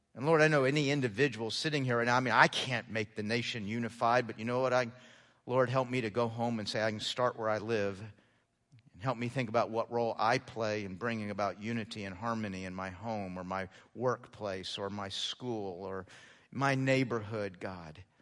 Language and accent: English; United States; being an American